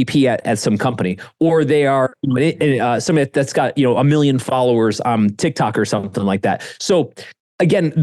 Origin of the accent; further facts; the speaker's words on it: Ohio, United States; moved away; I was some rube from Ohio